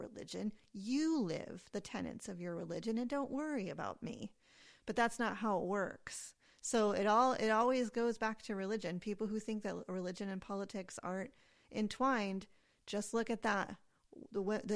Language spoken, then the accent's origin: English; United States; I was raised in the United States, so I have Christian baggage